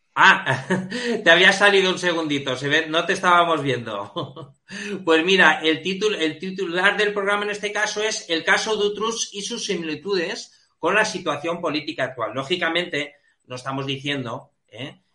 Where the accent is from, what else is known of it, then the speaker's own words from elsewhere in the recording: Balearic Islands, Spain; en Baleares, que es, digamos, mi tierra